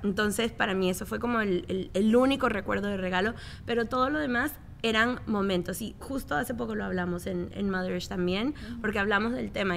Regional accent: Miami, Florida, United States; yo me crié aquí, yo nací aquí en Miami

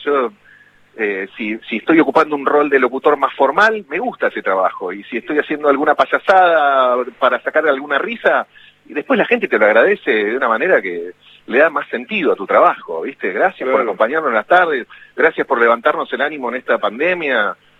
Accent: Ramos Mejía, Buenos Aires Province, Argentina; also born or lived in Morón; ahí en, Morón, donde iba al colegio y donde nací, y después crecí en Ramos también

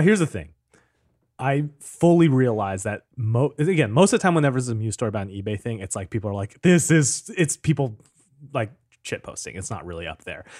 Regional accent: Seattle, Washington, United States; I grew up in Seattle.

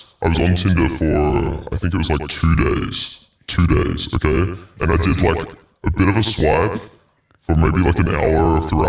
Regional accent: Australia; I'm from Australia.

